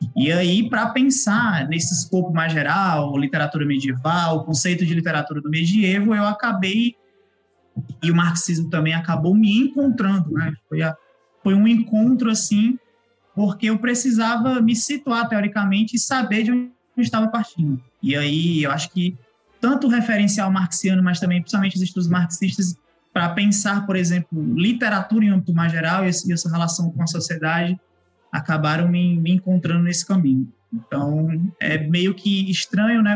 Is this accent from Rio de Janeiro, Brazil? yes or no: no; Ceará, Brazil; vocês devem estar percebendo pelo sotaque, eu não sou do eixo, sou sudeste, né? Sou cearense